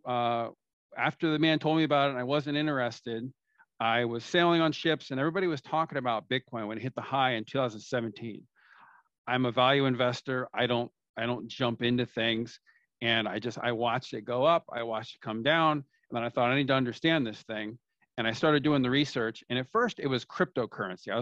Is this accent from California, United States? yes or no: yes; California, United States; now in Florida, United States; I'm from the United States, from California. That's where I grew up. I live in Florida now